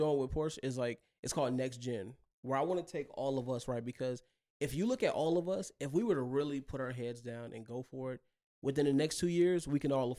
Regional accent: the South, United States; And growing up in the South, people take like, they take old cars like box Chevys and they'll throw rims on them, paint job. And that's the culture.

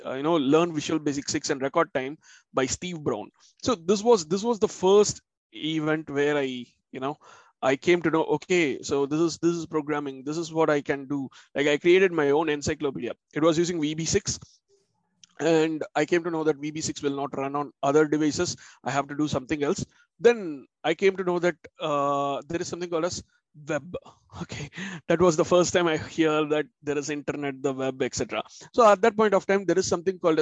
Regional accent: Chennai, Tamil Nadu, India; moved away as an adult; now in London, United Kingdom; I'm originally from Chennai, India

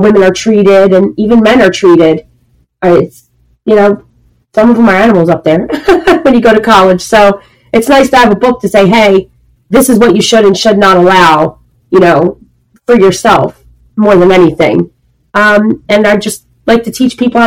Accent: Philadelphia, Pennsylvania, United States; I'm from Philadelphia.

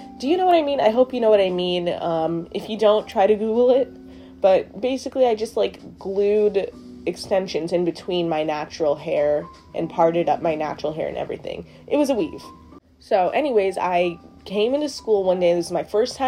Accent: Trinidad & Tobago; I'm black, I'm Trinidadian

